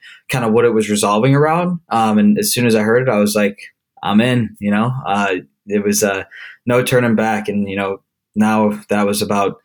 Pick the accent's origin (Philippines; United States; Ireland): United States; Buffalo, New York; moved away as an adult; also born or lived in Cincinnati, Ohio; originally born and raised from Buffalo, New York